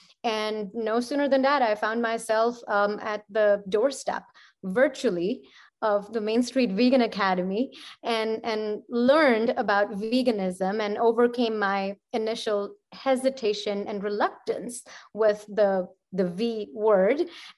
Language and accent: English; Ludhiana, Punjab, India; My home state's called Punjab, and it is, you know, fertile, and it is, you know, used for monocropping and, you know, for corporate agriculture